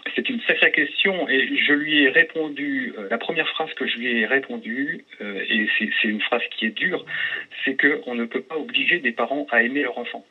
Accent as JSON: {"language": "French", "town": "Vannes", "region": "Brittany", "country": "France", "said": "je suis de Vannes, hein, dans le Morbihan également"}